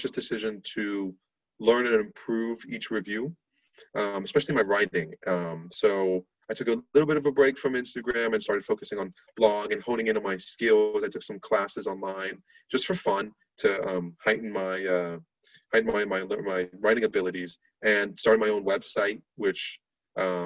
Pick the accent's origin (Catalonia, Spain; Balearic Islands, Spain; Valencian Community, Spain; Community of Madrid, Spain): Catalonia, Spain; Barcelona; moved away as an adult; now in United States; I'm from Spain, lived in Spain most of my life